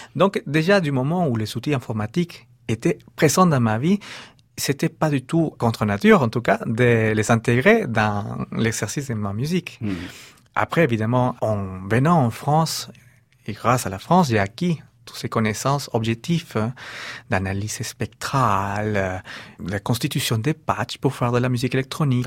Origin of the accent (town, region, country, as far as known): Peru; moved away